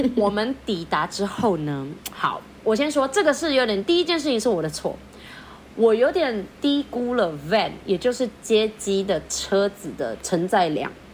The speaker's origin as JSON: {"language": "Chinese", "country": "Philippines", "moved": "yes", "lives_now": "Taiwan", "said": "我是菲律宾人"}